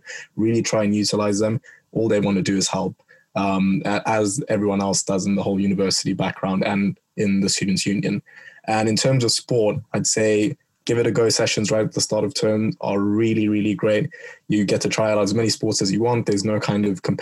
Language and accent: English; Kenya; moved away as an adult; now in Bristol, United Kingdom; where I'm from, I'm Kenyan